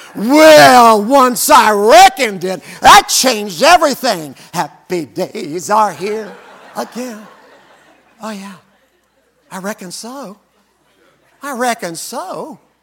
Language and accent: English; Arkansas, United States; I was born in Arkansas.